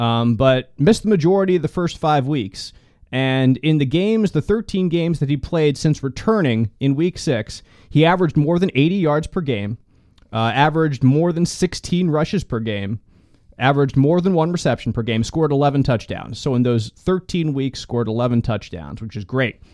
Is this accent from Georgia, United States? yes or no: no; Philadelphia, Pennsylvania, United States; growing up in Philadelphia